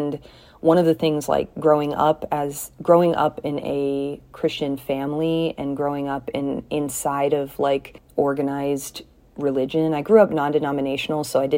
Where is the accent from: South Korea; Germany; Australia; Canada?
South Korea; moved away as an adult; also born or lived in Kentucky / Indiana / Sierra Leone; now in United States; I grew up in Korea from age 3 until 18, and then I went to college in the U.S. in Kentucky for 4 years